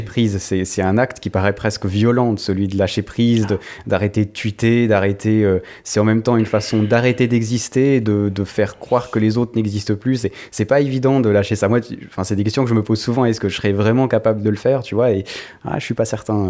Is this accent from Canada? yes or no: no; Switzerland; en tant que Suisse